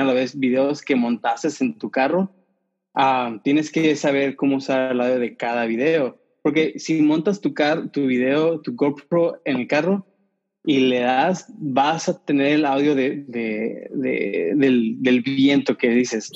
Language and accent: Spanish; San Diego, California, United States; accent: pocho; yo nací aquí en San Diego y si ah, escuchan mi acento pueden, pueden detectar que soy medio pocho